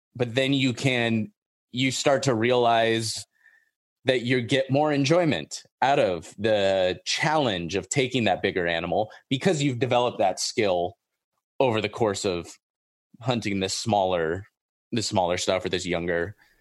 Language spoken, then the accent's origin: English; Orange County, Southern California, United States; I grew up in Orange County. I grew up in, like, the suburbs